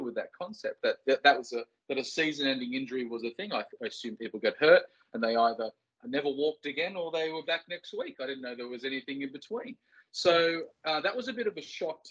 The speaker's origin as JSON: {"language": "English", "town": "Port Stephens", "region": "New South Wales", "country": "Australia", "tie": "born or raised there", "said": "Growing up in Port Stephens"}